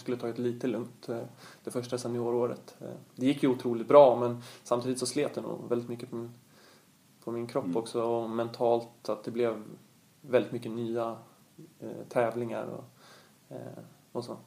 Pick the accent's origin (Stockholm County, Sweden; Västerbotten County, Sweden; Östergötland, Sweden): Stockholm County, Sweden; Stockholm; här hemma i Stockholm